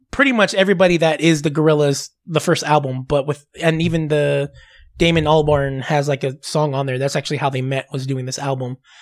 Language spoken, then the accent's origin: English; Southern California, United States; I'm from Southern California